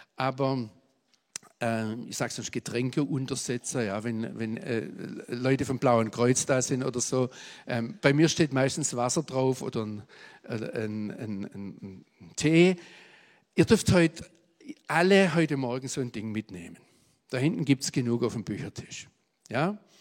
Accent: Swabia, Baden-Württemberg, Germany; accent: Swabian; moved away; also born or lived in Israel; bis heute hören Amerikaner, wenn ich auf Englisch predige, dass ich ein Schwab bin

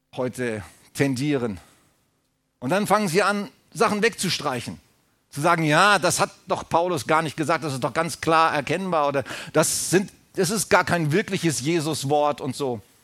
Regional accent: Germany; als Deutsche, als deutsches Volk

